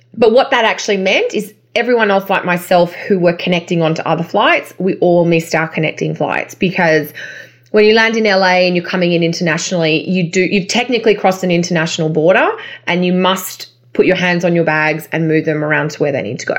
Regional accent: Australia

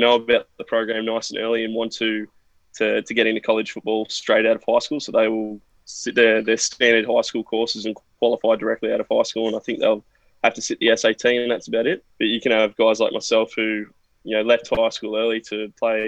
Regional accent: Newcastle, New South Wales, Australia; I'm from Newcastle, which is about 2 hours north of Sydney on the east coast of Australia.

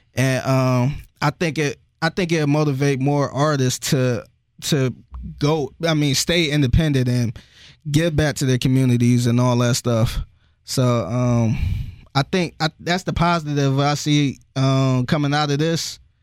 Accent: Cleveland, Ohio, United States; I'm from Cleveland where everybody is, like, separated from each other

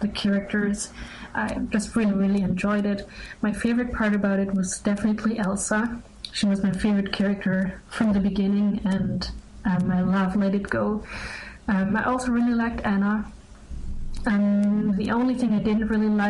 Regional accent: Germany; I'm 18 years old, and I'm from Germany.

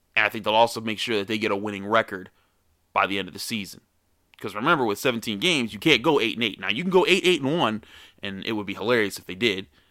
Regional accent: Pittsburgh, Pennsylvania, United States; I'm from Pittsburgh

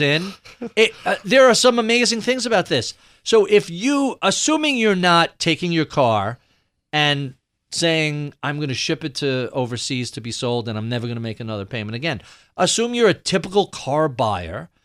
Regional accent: New York City, New York, United States; as a New Yorker

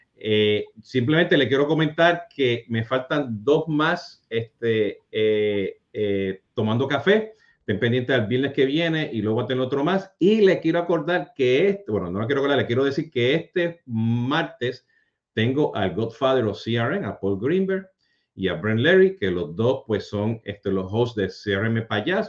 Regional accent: Puerto Rico; yo siendo puertorriqueño

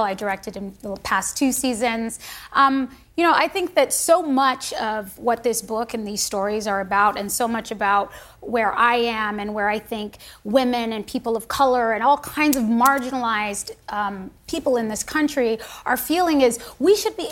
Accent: United States; I am a patriot. I am an American

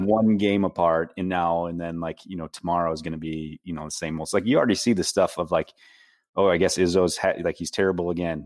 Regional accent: Cadillac, Michigan, United States; moved away; I'm originally from Cadillac

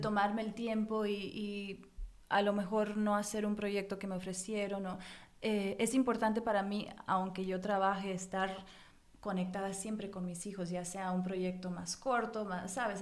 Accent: United States; yo nací en Estados Unidos, pero ah. mis padres los dos son mexicanos

